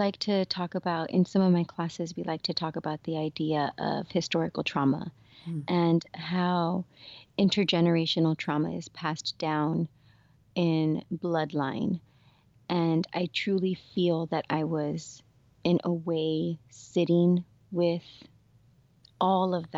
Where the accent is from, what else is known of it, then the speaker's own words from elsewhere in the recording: South Gate, California, United States; I grew up in Southeast LA in a city called Southgate